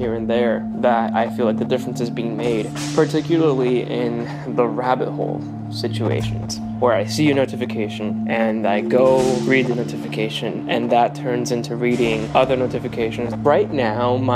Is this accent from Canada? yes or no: no; Puerto Rico; moved away; I'm from Puerto Rico.